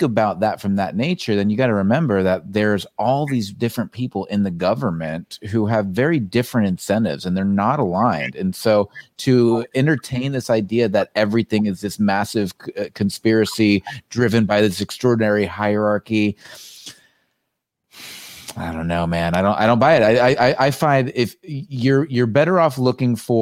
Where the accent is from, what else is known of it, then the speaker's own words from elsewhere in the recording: United States; growing up in the United States